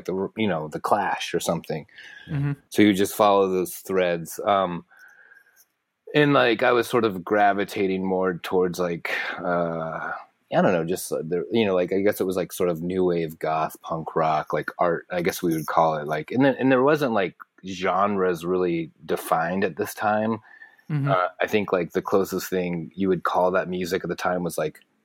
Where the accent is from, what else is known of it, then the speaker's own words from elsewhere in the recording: St. Petersburg, Florida, United States; moved away as an adult; also born or lived in Gainesville, Florida / Tampa, Florida; now in New York City, United States; I basically, like, formative years going to school, moved to basically Central Florida, like Tampa, St. Petersburg.